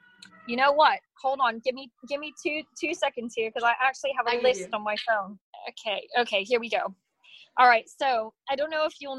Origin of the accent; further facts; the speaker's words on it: Pennsylvania, United States; born there; Born in Pennsylvania, very close to Pittsburgh in Pennsylvania. But my parents worked for an international charity and we traveled a lot.